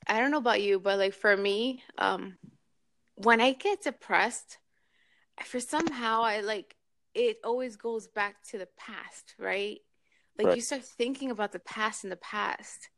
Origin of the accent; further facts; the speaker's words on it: New York, United States; now in Miami, United States; I live in Miami. I'm from New York originally